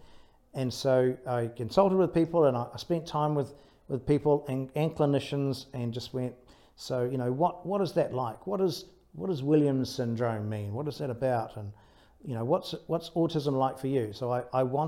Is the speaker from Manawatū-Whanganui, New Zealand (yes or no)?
no; Taranaki, New Zealand; I was brought up in Taranaki, so brought up by the sea.